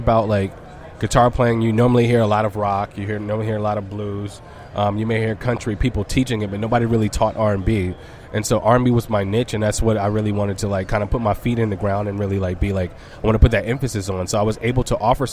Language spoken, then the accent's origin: English; Birmingham, Alabama, United States; we're two kids from Birmingham who like had a dream, who used to perform locally.